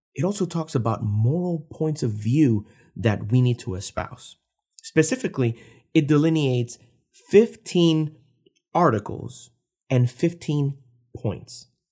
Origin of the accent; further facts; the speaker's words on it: Puerto Rico; I was born and raised in Puerto Rico